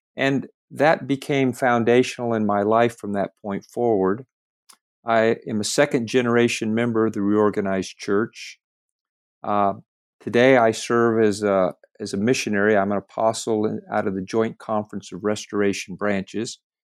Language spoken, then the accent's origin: English; California, United States; moved away as an adult; also born or lived in Lamoni, Iowa; I was raised in California